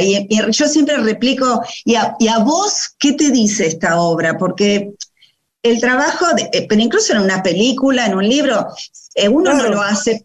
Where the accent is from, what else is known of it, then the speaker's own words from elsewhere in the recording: Buenos Aires, Argentina; nací en Capital, eh, pero vengo de una familia húngara y polaca